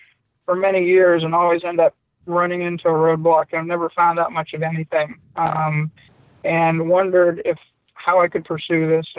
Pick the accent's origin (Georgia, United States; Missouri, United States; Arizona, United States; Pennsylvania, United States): Pennsylvania, United States; now in Virginia, United States; I was born in Pennsylvania and I live in Virginia now.